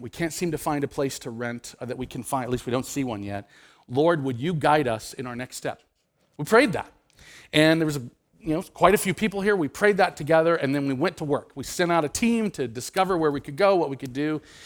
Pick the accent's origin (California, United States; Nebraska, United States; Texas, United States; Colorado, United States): Nebraska, United States; I grew up in Nebraska.